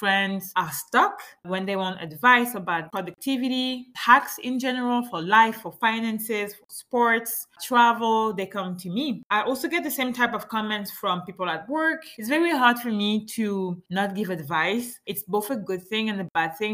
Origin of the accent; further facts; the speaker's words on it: Gabon; first language French; English is a second language; also born or lived in France; now in Montreal, Canada; my home country is Gabon